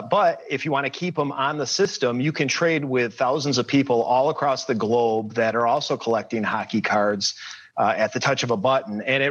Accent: Michigan, United States; I grew up in Michigan

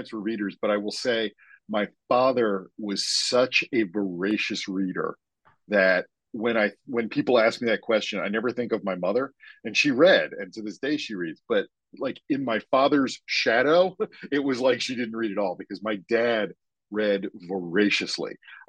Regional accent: Maryland, United States; Sure. I grew up just outside Baltimore, Maryland.

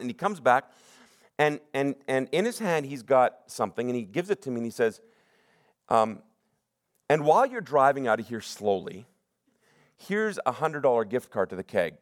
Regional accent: Sunnybrae, British Columbia, Canada; I'm from Sunny Break

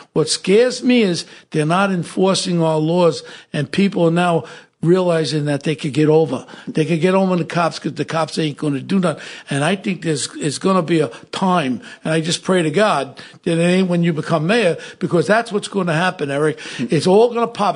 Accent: New York City, New York, United States; I grew up in Ozone Park, neighboring right by City Line

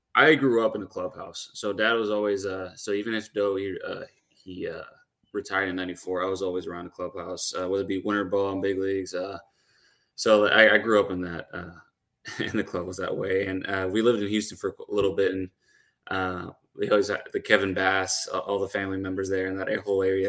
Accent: Puerto Rico; moved away; I'm actually from Puerto Rico

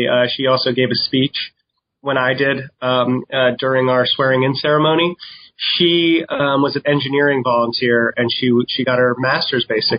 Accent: New York City, New York, United States; I'm like born and raised in New York City and you deal with that in the subway

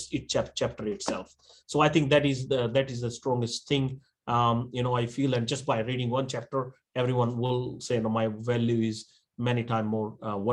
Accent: Australia; I'm Australian, like a fully, you know, 100%.

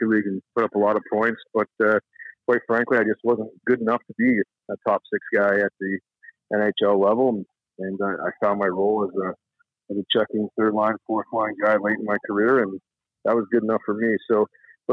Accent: Toronto, Ontario, Canada; I grew up in Toronto

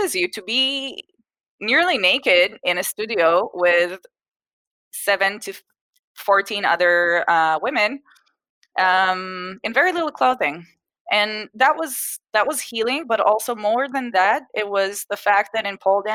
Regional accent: Israel; also born or lived in Boston, United States / Japan / Singapore / Miami, United States; I was born in Boston, the States, to an Israeli family, and we came back to Israel shortly after I was born. So I grew up mostly in Israel. We spent a few years in Japan and in Singapore when I was a kid

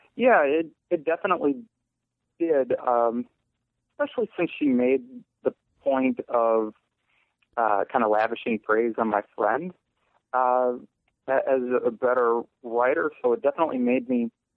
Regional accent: Eau Claire, Wisconsin, United States; also born or lived in Chili, Wisconsin; now in Massachusetts, United States; Eau Claire, Wisconsin. I lived there my first 12 years

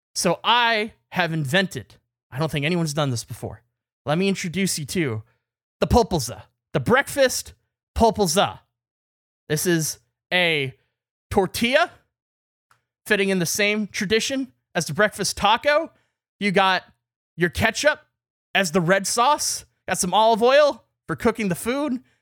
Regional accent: Canada; as a Canadian

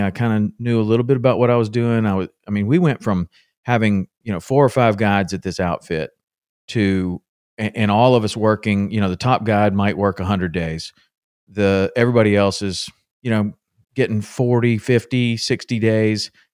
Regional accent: Tennessee, United States; my dad took me fishing a lot when I was growing up in Tennessee

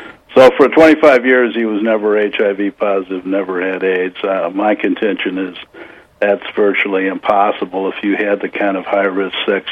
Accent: Missouri, United States; now in California, United States; I grew up in the Midwest, in Missouri, you know, the show-me state

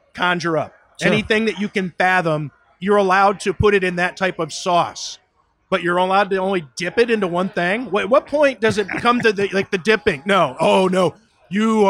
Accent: Ohio, United States; also born or lived in Boston / Las Vegas / Florida; now in Buffalo, United States; I grew up in Ohio

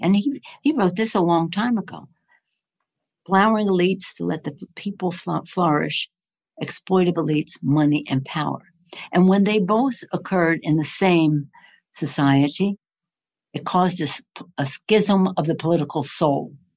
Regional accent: Maryland, United States; moved away; I'm from Maryland originally

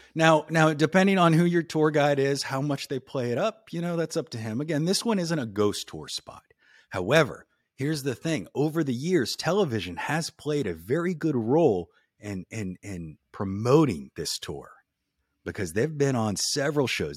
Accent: New Orleans, Louisiana, United States; moved away; I was born and raised in New Orleans, right? So I grew up down there hearing stories all the time

